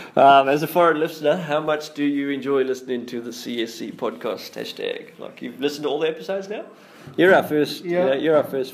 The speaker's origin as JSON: {"language": "English", "country": "Australia", "moved": "yes", "lives_now": "South Africa", "said": "I'm an Aussie."}